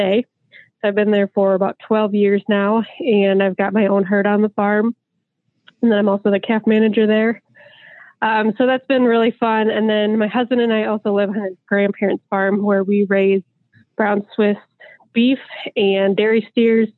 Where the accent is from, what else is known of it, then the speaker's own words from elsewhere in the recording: Southwest Wisconsin, United States; from Wisconsin, Southwest Wisconsin